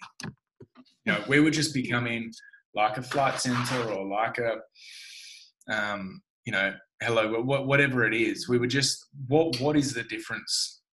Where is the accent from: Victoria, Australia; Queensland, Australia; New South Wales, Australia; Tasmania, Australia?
Tasmania, Australia; I grew up in Tasmania